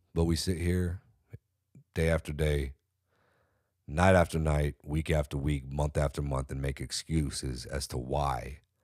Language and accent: English; California, United States; I'm from California. I'm from California.